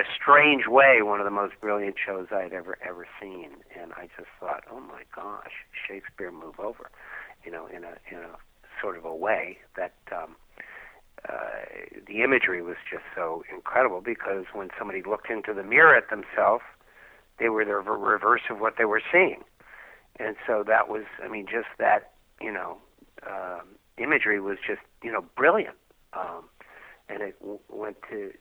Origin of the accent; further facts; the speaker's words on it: New York, United States; I grew up in New York